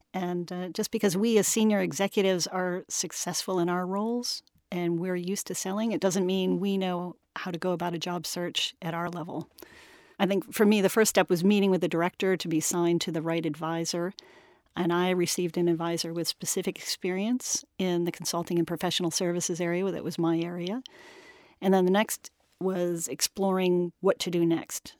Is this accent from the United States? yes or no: yes; United States; moved away as an adult; also born or lived in Washington, D.C.; now in London, United Kingdom; I'm an American